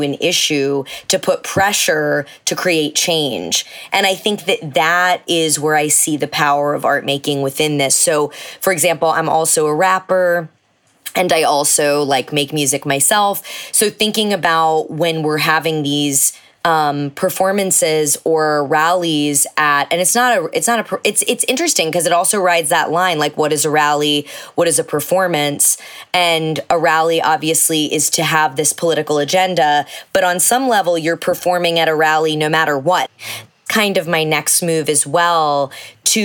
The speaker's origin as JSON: {"language": "English", "region": "Texas", "country": "United States", "tie": "born or raised there", "said": "growing up in evangelical Texas"}